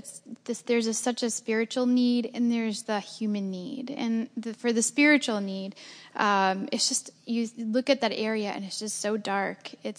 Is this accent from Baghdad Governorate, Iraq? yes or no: yes; Baghdad, Baghdad Governorate, Iraq; born there; moved away; So I was born in Iraq and in Baghdad, and my family was part of the small percentage of Chaldean Christians there.